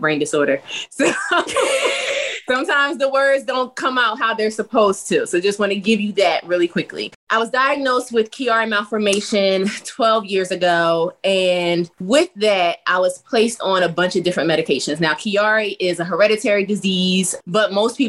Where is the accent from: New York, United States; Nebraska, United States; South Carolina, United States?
South Carolina, United States; We're from the South. So we were home in South Carolina